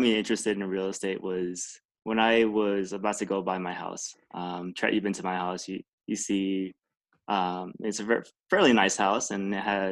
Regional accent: Lakewood, Colorado, United States; also born or lived in Vietnam; I came over to America when I was 4 years old, came straight to Colorado, and I've been here ever since. I've been in Lakewood for the last, 24 years now

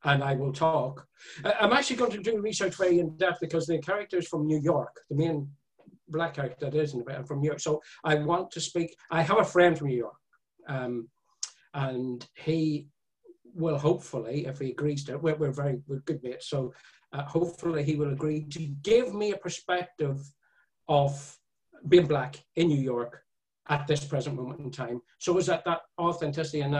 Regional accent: Ireland; I came from being Irish

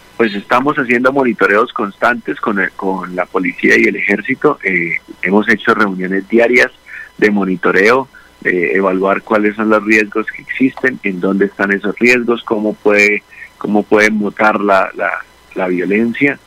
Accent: Bucaramanga, Santander, Colombia; yo soy de Bucaramanga

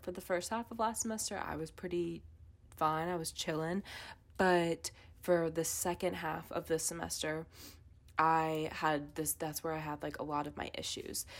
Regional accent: Wake County, North Carolina, United States; I'm from Wake County

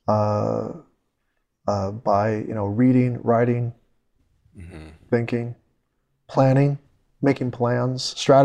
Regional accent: United States; I'm an American

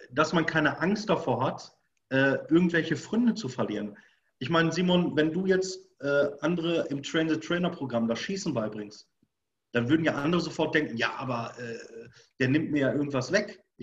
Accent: Bochum, North Rhine-Westphalia, Germany; Ich komme nicht aus dem Jägerhaushalt. Ich komme von der Königsallee, von Bochum. Ich bin Bochumer Jung. Da ist nichts mit Wald oder irgendwas, ja.

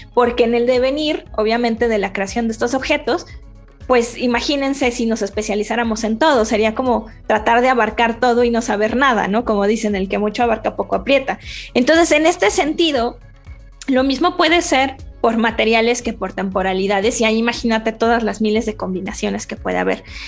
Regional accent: Mexico City, Mexico; soy chilanga

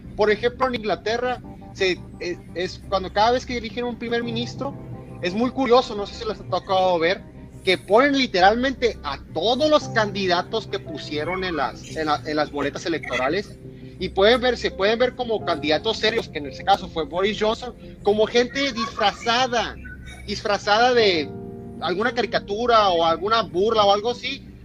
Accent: Mexico; nosotros como mexicanos

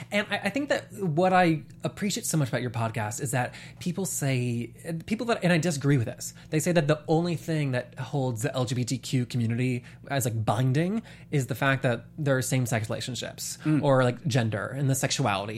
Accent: the South, United States; now in Los Angeles, United States; I grew up in the South.

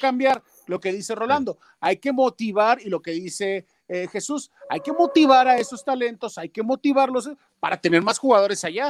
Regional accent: Mexico; nosotros desgraciadamente en México

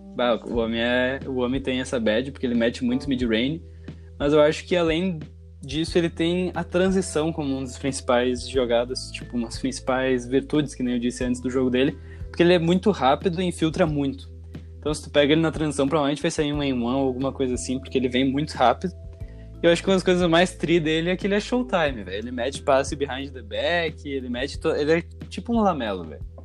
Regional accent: Brazil; a gente é brasileiro

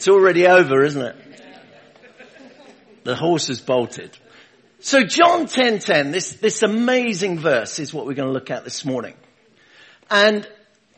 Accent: London, United Kingdom; now in Rugby, United Kingdom; Originally, I'm from London, Hackney. Is where I was born, under the sound of Bow Bells

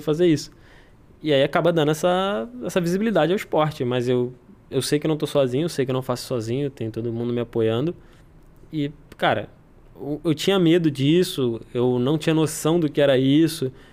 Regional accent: Brazil; eu sou brasileiro

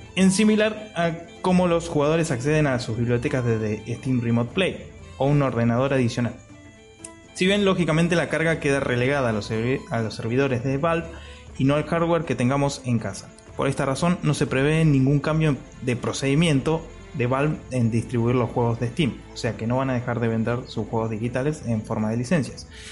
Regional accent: Mar del Plata, Buenos Aires Province, Argentina; Yo soy de Mar del Plata, Buenos Aires, Argentina

